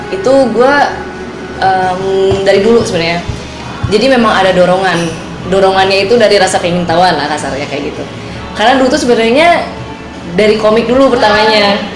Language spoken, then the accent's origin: Indonesian; Bandung, West Java, Indonesia; Jadi aku orang Bandung asli guys.